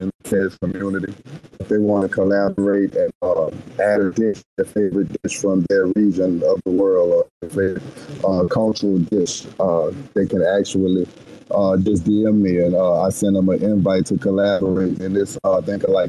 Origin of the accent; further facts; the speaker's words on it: New Orleans, Louisiana, United States; I'm from New Orleans